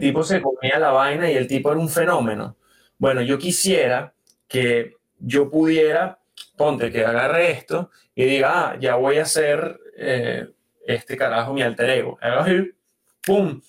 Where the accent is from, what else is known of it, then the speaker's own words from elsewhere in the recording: Venezuela; moved away; yo vengo de Venezuela